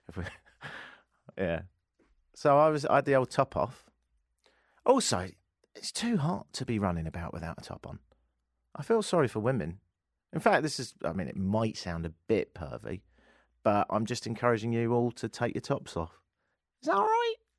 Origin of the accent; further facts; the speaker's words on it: United Kingdom; now in Canada; me being British